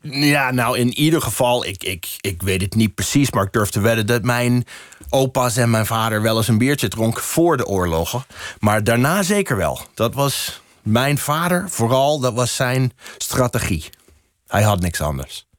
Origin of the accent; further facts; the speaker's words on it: Boston, Massachusetts, United States; Dutch is a second language; moved away as an adult; also born or lived in New Hampshire / Colorado; now in Netherlands; Ik kom uit Boston